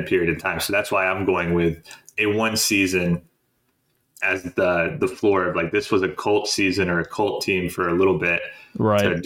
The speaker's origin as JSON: {"language": "English", "country": "United States", "said": "as an American"}